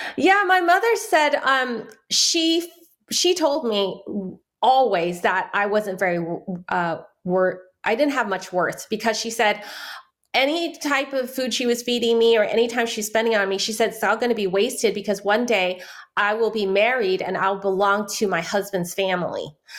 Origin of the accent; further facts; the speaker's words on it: San Francisco, California, United States; first language Chinese; English is a second language; I grew up in Chinatown